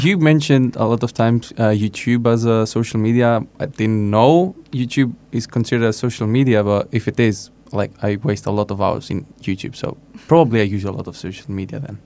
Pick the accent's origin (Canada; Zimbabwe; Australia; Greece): Greece; 22 years old from Greece